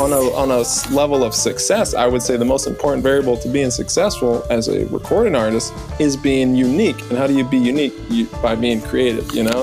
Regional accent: New Orleans, Louisiana, United States; I'm from New Orleans. We got voodoo

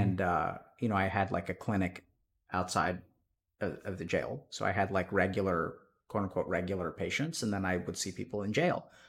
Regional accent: East Texas, United States; moved away as an adult; also born or lived in Austin, Texas; I grew up in Texas, East Texas

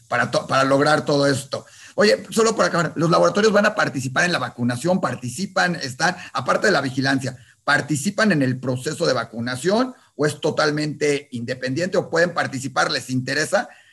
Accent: Mexico; en México, que somos importadores de medicinas

